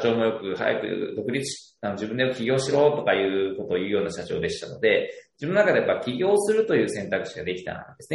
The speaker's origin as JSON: {"language": "Japanese", "town": "Mino", "region": "Gifu", "country": "Japan", "tie": "born or raised there", "moved": "as an adult", "said": "ふるさとが岐阜県の美濃市なんですけども"}